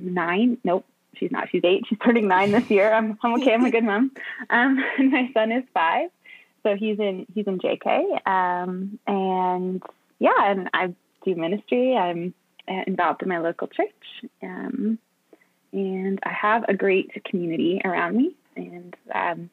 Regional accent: Winnipeg, Manitoba, Canada; also born or lived in London, Ontario; I was born in London, Ontario, and I was there till I was like 7, but I think most of my growing up happened in Winnipeg

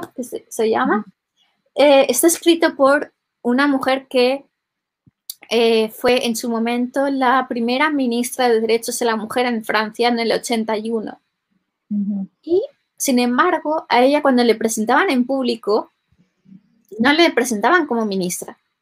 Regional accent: Valencian Community, Spain; yo en concreto vengo de, Valencia, que es una, una, de las regiones bilingües

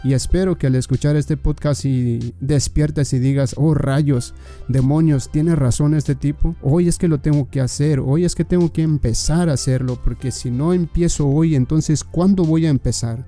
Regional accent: Mexico; yo que soy mexicano

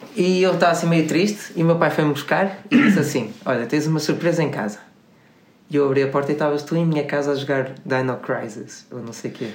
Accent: Porto, Norte, Portugal; nós somos do Porto

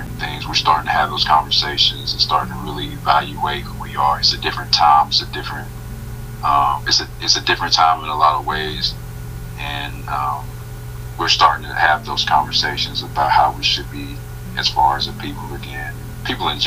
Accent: Gadsden, Alabama, United States; now in Atlanta, United States; I've seen my dad every single day before I moved from Gaston, Alabama to Atlanta, Georgia

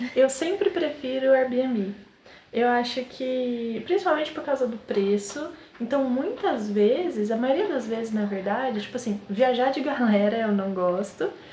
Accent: Southeast, São Paulo, Brazil; nós somos do Sudeste, São Paulo

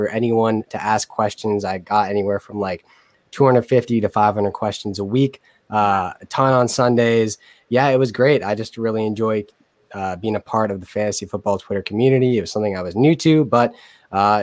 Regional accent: Southern New Hampshire, United States; also born or lived in Boston; I'm 21 from Southern New Hampshire.

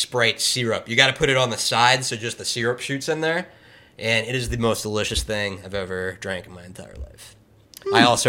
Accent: Maryland, United States; also born or lived in Doylestown; I'm from Maryland.

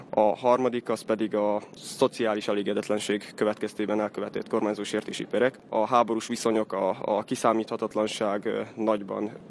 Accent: Mali Iđoš, Vojvodina, Serbia; Például hegyesen újságot szerkeztek a szóbeszédet, ami az egyetlen már 20 valahány éve megjelenő helyi lap. Emellett történelmi előadásaim is voltak kishegyesen

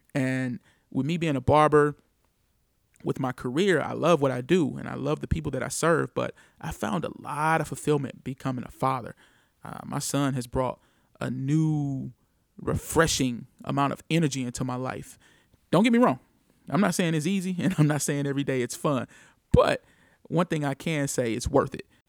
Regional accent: St. Louis, Missouri, United States; I am from Saint Louis, Missouri, born and raised

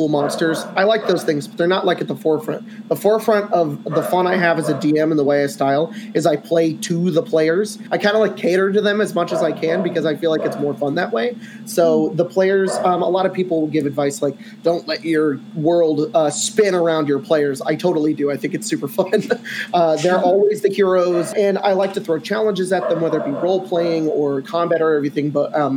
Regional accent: California, United States; I'm from California

